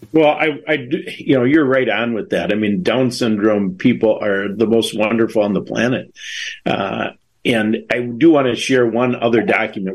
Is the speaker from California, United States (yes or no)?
no; Wisconsin, United States; we're from Wisconsin